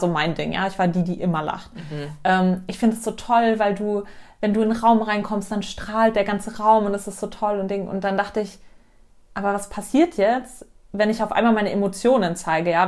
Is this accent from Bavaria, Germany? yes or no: yes; Munich, Bavaria, Germany; ich bin 27, gebürtige Münchnerin